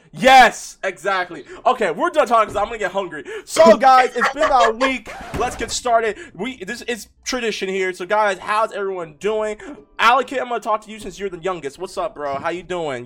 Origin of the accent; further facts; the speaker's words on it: California, United States; my home state of California